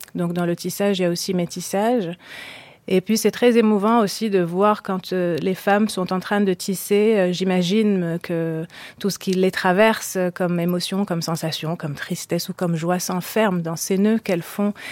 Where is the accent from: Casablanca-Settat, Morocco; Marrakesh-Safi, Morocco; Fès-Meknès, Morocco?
Marrakesh-Safi, Morocco; Marrakesh; j'ai grandi au Maroc, à Marrakech